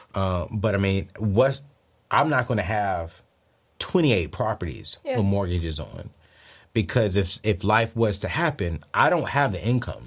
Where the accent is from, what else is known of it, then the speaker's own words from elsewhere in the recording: Columbia, South Carolina, United States; I'm from Columbia.